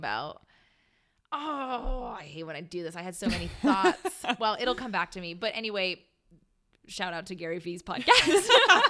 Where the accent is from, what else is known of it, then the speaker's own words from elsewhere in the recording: Canada; And I don't know that song because I'm Canadian.